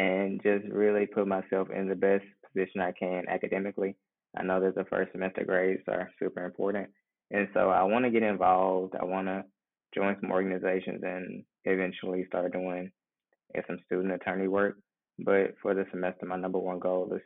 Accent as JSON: {"language": "English", "region": "Mississippi", "country": "United States", "also_born_or_lived": "New Orleans, Louisiana", "moved": "as an adult", "said": "I'm originally from Mississippi, and I chose to come back home from law school"}